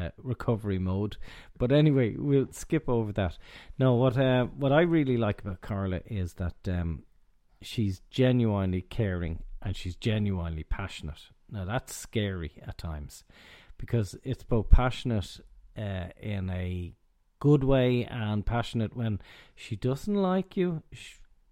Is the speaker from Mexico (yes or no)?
no; Ireland; So we being Irish and you're abroad